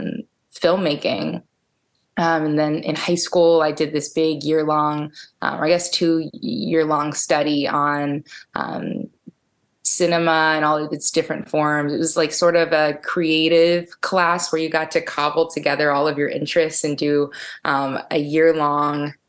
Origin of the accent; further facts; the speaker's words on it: Ellicott City, Maryland, United States; I grew up in Howard County in Ellicott City, little county kid